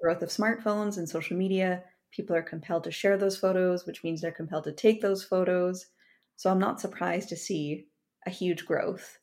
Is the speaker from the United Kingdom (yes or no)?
no; Kamloops, British Columbia, Canada; I grew up in Kamloops, British Columbia